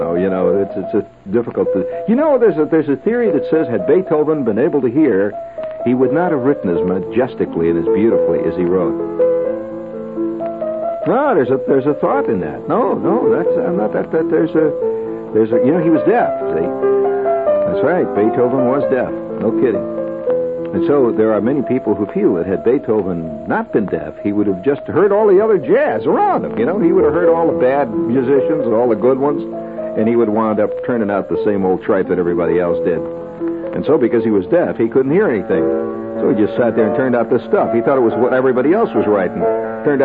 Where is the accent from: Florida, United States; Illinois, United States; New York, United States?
New York, United States; as a New Yorker